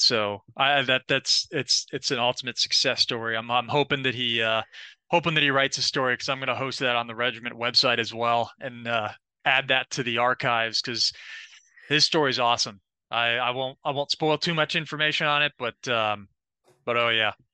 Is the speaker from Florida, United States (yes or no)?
yes; Florida, United States; I'm also from Florida too